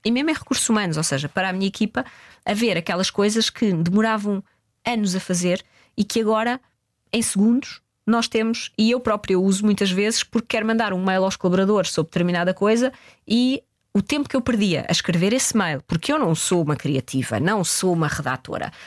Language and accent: Portuguese; Portugal; nós somos portugueses